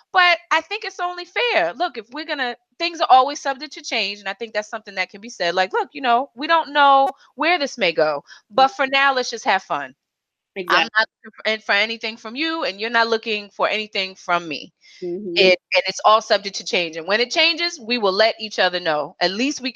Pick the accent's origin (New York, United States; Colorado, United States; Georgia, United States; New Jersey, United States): New York, United States; New York City; I'm a New Yorker